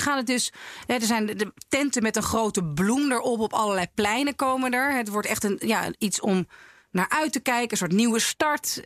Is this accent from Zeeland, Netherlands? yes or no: no; North Holland, Netherlands; in de enclave in Noord-Holland waar ik ben opgegroeid